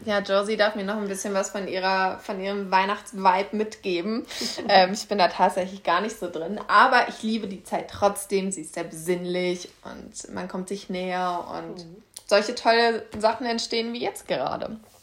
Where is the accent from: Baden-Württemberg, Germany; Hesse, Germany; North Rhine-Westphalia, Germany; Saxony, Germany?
Hesse, Germany; Kassel; Ich bin jetzt 25, ich komme aus Kassel